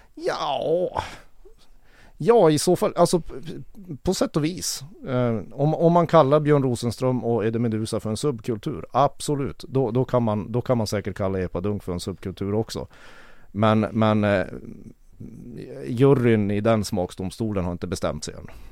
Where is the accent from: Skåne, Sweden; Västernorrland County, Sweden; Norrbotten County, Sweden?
Norrbotten County, Sweden; Kiruna; jag är född och uppvuxen i Kiruna